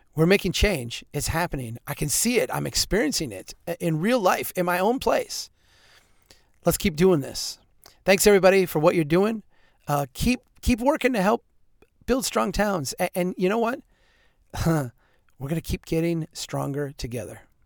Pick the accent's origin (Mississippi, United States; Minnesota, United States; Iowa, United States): Minnesota, United States; central; The school district in central Minnesota where I'm from is a, a huge organization.